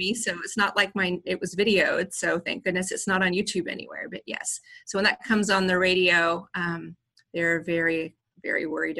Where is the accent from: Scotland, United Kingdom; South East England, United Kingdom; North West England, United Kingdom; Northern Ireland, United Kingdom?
Scotland, United Kingdom; Because I'm from Scotland and I always practice the Southern voice